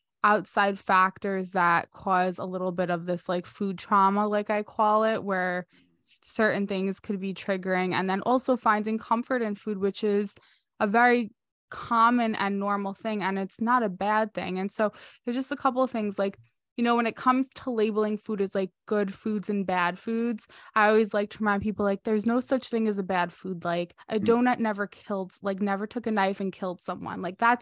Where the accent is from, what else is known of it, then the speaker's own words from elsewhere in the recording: New York, United States; I'm from New York. We have different pizza.